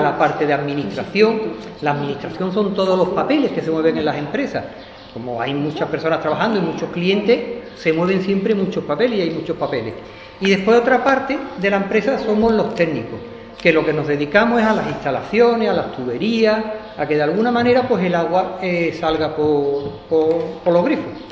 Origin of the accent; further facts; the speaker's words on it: Jerez de la Frontera, Andalusia, Spain; moved away as an adult; Yo nací aquí en Jerez. Lo que ocurre que, que me fui a estudiar fuera de Jerez